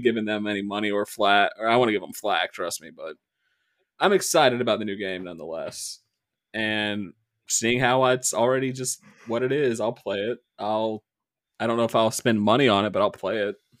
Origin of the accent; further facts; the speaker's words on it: Midwest, United States; accent: Midwest; our dialect in the Midwest